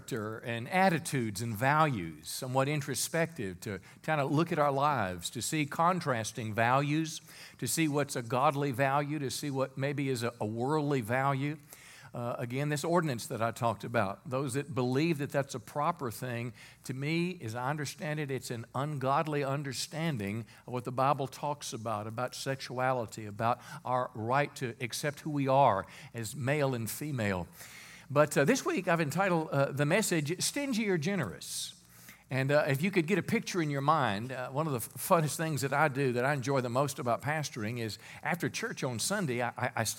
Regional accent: United States; as American people

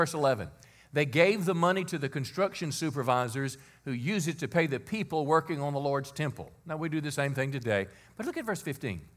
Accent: United States; we as American people

